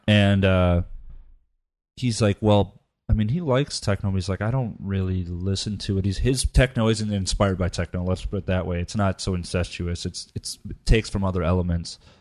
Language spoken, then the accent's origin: English; United States; it's in my heritage, but I, I'm American